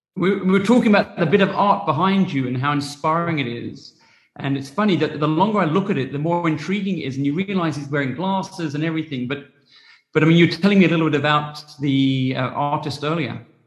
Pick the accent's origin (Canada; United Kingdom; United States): United Kingdom; England; also born or lived in New Zealand / Australia; now in South Africa; I grew up in England and I went to boarding school and I lived in New Zealand and Australia and I'm I'm overly happy in South Africa